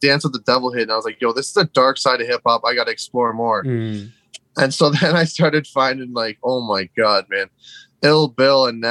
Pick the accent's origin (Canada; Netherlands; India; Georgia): Canada; outside Toronto, Ontario; We're Canadian. Like, I was born, like, you know, like 15 minutes outside Toronto. Like, this is my area